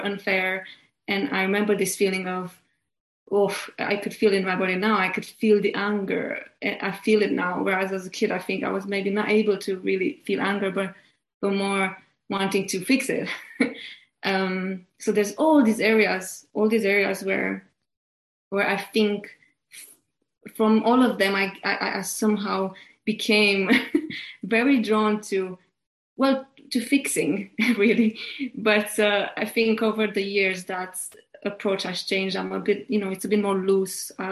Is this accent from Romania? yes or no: yes; Romania; moved away as an adult; now in United Kingdom; growing up in Romania